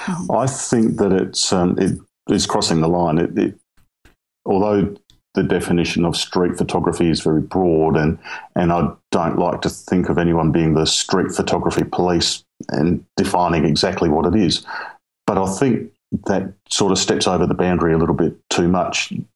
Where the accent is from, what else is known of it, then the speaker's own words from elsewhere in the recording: South Australia, Australia; I'm from Southern Australia, so the state of South Australia, essentially right in the middle, right down the bottom, in a small rural town, 3,000 people or so.